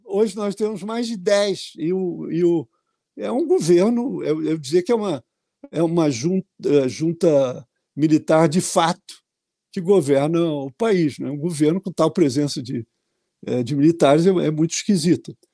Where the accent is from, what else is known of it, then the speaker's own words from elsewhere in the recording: Rio de Janeiro, Brazil; especialmente no meu estado, porque eu sou carioca